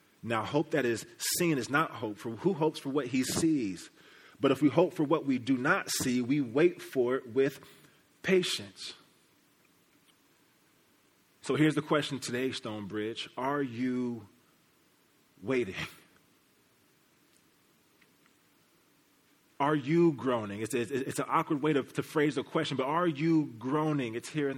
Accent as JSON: {"language": "English", "town": "Kansas City", "region": "Missouri", "country": "United States", "said": "I'm from Kansas City. Kansas City represent the real Kansas City, Missouri, right? Where the Plaza, the Chiefs, the Royals, all that is. That's where I come from"}